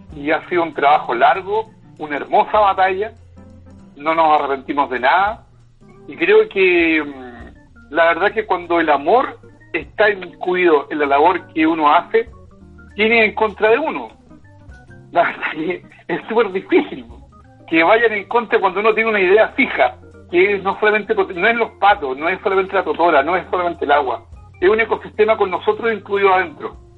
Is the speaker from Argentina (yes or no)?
no; Antofagasta, Chile; also born or lived in Los Ángeles; now in Batuco, Chile; nací en la ciudad de Antofagasta